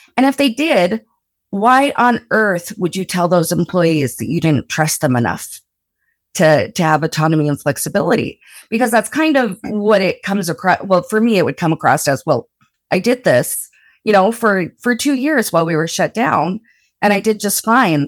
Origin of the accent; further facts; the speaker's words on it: Blanding, Utah, United States; moved away; I'm from rural Utah, like, super rural Utah. I'm from Blanding originally.